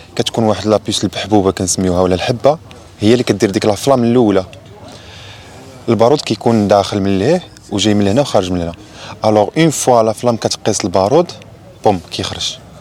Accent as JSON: {"language": "Arabic", "town": "Meknes", "region": "Fès-Meknès", "country": "Morocco", "said": "انا من مكناس"}